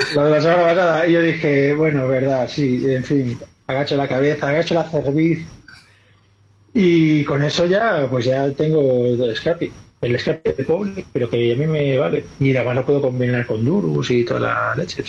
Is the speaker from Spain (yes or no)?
yes; Galicia, Spain; yo soy gallego